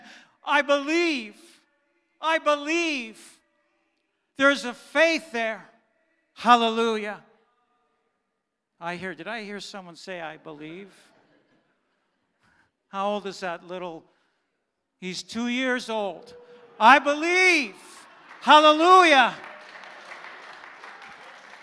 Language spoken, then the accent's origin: English; Canada; first language German; English is a second language; I was born here in Canada, but my parents, my mom and dad, were born in Germany. And when I was 2, 3, 4, I did not speak English. I only spoke German